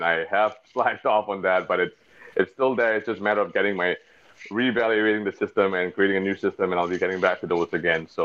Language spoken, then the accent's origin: English; Singapore; I'm East Indian descent. My family, my great-grandparents from India, but I was born and raised in Singapore, a little small tropical little island off the tip of Peninsula Malaysia, Southeast Asia